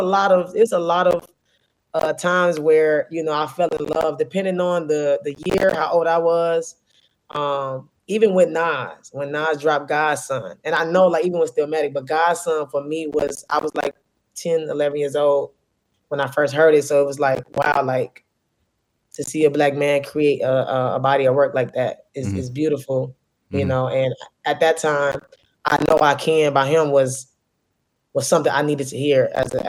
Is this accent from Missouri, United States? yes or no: yes; St. Louis, Missouri, United States; also born or lived in Wisconsin; I'm born in Wisconsin, but I grew up in St. Louis. My family's from Chicago.